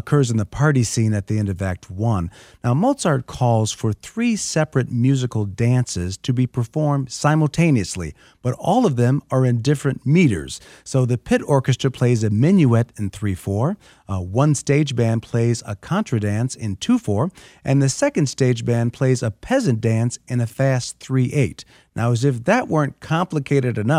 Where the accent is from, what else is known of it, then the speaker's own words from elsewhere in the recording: Chicago, Illinois, United States; I'm a Chicagoan